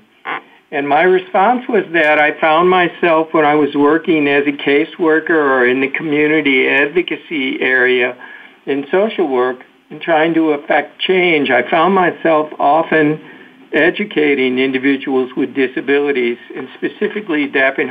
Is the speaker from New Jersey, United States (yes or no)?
no; St. Louis, Missouri, United States; moved away as an adult; now in Rochester, United States; I'm originally a native of St. Louis, Missouri